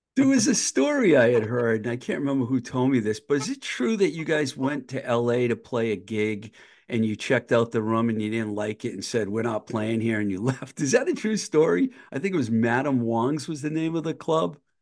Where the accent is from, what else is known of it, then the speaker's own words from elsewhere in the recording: Worcester County, Massachusetts, United States; I grew up in Worcester County, so I grew up with W A A F.